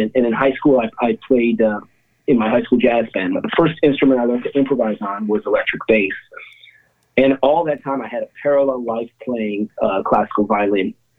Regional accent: Cleveland, Ohio, United States; now in Dumont, United States; I grew up in Cleveland

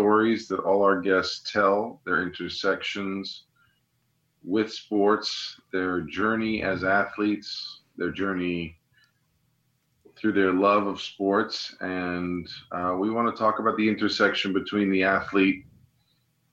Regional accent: New York, United States; live from New York, my hometown.

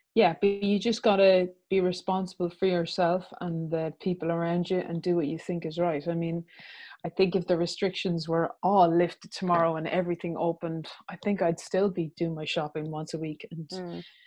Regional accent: Ireland; we were irish

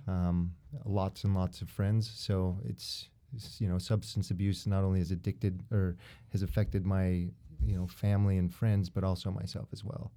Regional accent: Utah, United States; born and raised in Utah.

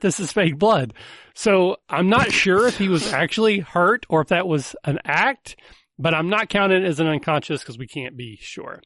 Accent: the South, United States; I'm from the South

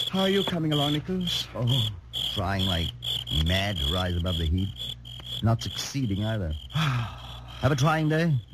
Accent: England, United Kingdom; I'm just an Englishman and a writer, and I've spent some time in India

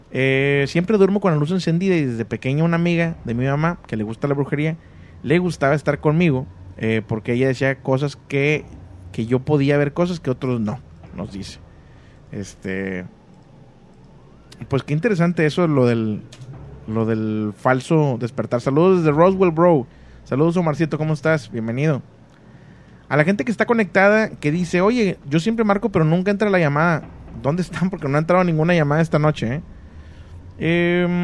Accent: Chetumal, Quintana Roo, Mexico; La chetumaleña, soy la de Chetumal, Quintana Roo

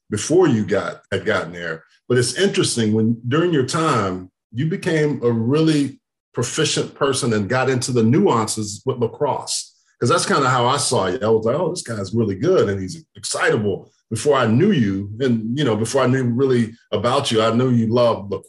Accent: Texas, United States; I grew up in Texas, so I didn't know about lacrosse.

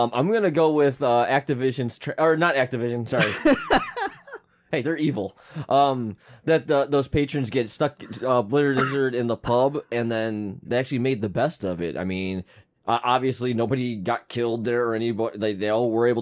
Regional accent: United States; I'm American

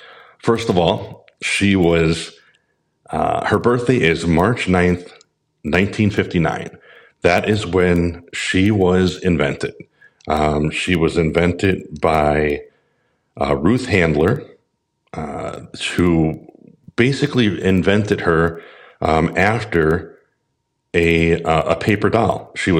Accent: Wisconsin, United States; my home state of Willow, Wisconsin.

